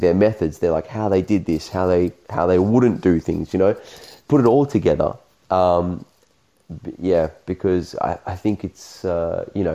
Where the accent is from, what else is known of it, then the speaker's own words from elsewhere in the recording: Australia; me being Australian